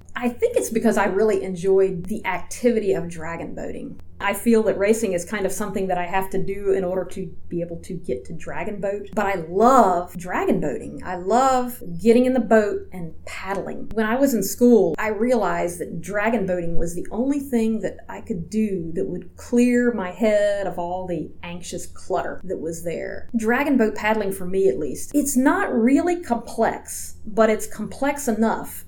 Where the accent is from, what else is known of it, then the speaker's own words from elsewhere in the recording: Georgia, United States; also born or lived in Atlanta, Georgia / LaFayette, Georgia; now in Washington, D.C., United States; I grew up in Georgia I lived in Atlanta until I was about 11, and then my family moved to northwest Georgia, about 20 minutes outside of a small town called Lafayette.